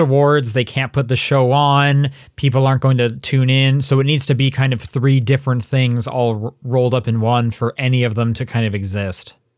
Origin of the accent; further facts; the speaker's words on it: Calgary, Alberta, Canada; I was from Calgary